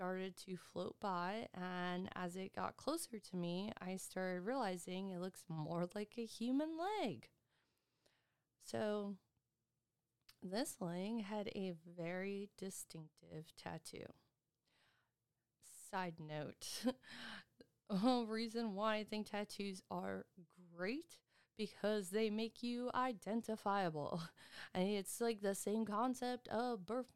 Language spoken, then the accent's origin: English; Erie, Pennsylvania, United States; moved away; I'm originally from Pennsylvania, Erie, Pennsylvania, so that's where most of my family is